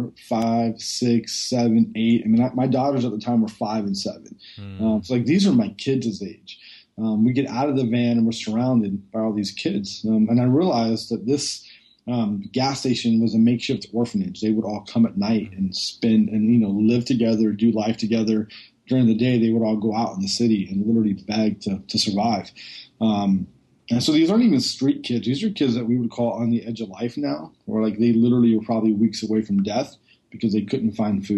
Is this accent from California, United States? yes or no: yes; just outside of Oakland, Northern California, United States; I grew up in Northern California, just outside of Oakland